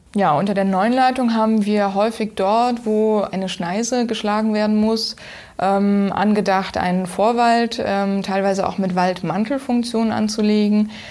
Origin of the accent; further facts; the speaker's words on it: Oberbergisches Land, North Rhine-Westphalia, Germany; Ähm, ich komme aus dem Oberbergischen. Das liegt in NRW, circa 40 Kilometer östlich von Köln.